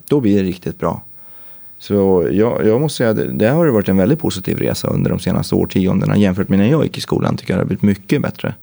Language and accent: Swedish; Gävle, Gävleborg County, Sweden; moved away; Jag var uppe i Gävle, eh, mina hemtrakter